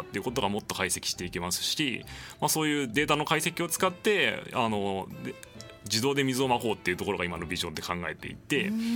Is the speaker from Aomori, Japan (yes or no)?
no; Kyoto, Japan; moved away as an adult; now in Tokyo, Japan; 生まれも育ちも京都ということで、22歳までは京都にいました